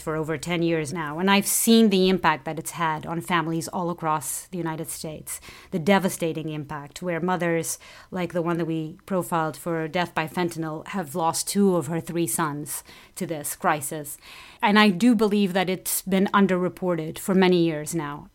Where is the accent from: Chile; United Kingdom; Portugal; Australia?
Portugal; moved away; I'm from Portugal